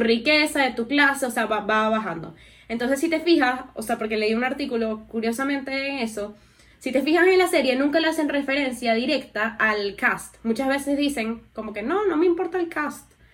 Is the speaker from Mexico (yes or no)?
no; Venezuela; also born or lived in New York; nosotros somos vecinos de Guyana.